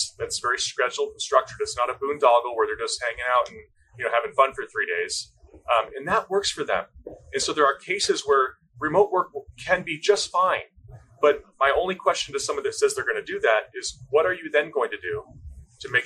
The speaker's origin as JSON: {"language": "English", "region": "East Coast", "country": "United States", "tie": "born or raised there", "also_born_or_lived": "Washington", "moved": "as an adult", "said": "I grew up in the East Coast and moved out to the state of Washington to attend the University of Washington"}